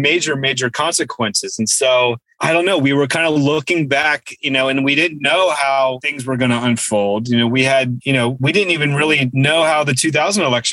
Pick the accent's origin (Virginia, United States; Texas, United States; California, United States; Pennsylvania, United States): Virginia, United States; moved away; I was from Virginia